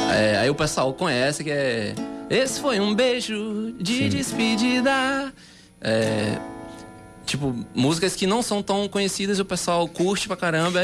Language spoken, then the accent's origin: Portuguese; Salvador, Bahia, Brazil; moved away as an adult; now in João Pessoa, Brazil; eu sou de Salvador